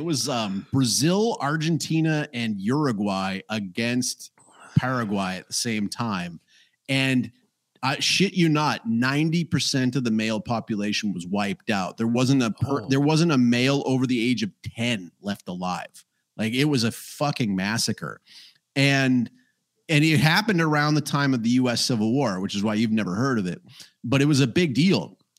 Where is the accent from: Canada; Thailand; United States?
Canada; Because I am Canadian, after all.